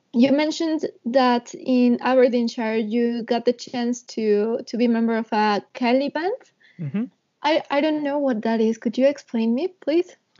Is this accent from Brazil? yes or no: no; Mexico; I'm from Mexico